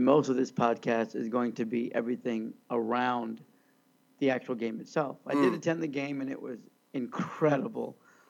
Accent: Redondo Beach, California, United States; I'm from Redondo Beach, California, home of the beach that never gets above 72 or 73 degrees

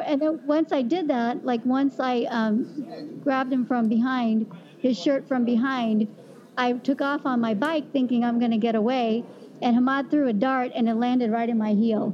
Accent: Kansas, United States; growing up in Kansas

